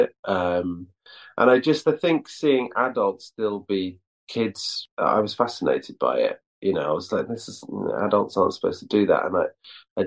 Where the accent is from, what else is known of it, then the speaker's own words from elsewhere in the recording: Llandrindod Wells, Wales, United Kingdom; also born or lived in Aberystwyth, Wales / Cardiff, Wales; I was born in Aberystwyth, but I grew up in Llandrindod, Wales, which is this really small town of like 2,000 people.